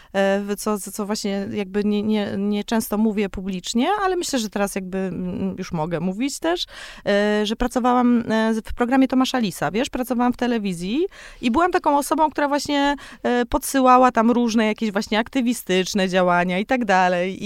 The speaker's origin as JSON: {"language": "Polish", "town": "Kałdus", "region": "Kuyavian-Pomeranian Voivodeship", "country": "Poland", "moved": "yes", "lives_now": "Warsaw, Poland", "said": "jestem z Kaudusa"}